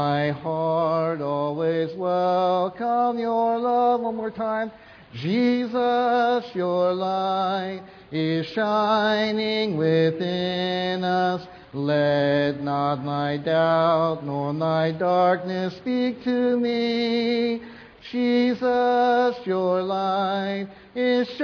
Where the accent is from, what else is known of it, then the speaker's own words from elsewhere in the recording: Vancouver, British Columbia, Canada; we're from Vancouver